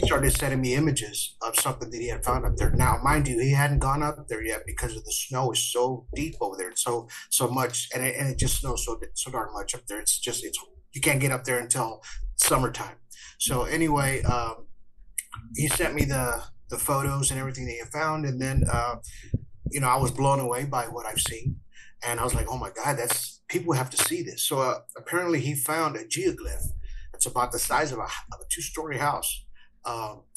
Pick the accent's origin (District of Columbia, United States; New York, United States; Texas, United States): Texas, United States; Corpus Christi; I'm from Corpus Christi, Texas.